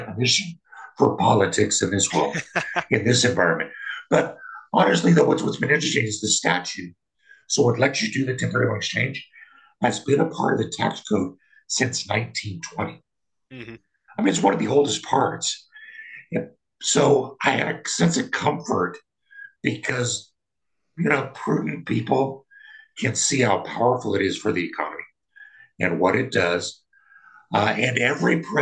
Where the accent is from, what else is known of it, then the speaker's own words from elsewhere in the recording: Kansas, United States; moved away; also born or lived in Colorado; I'm from Kansas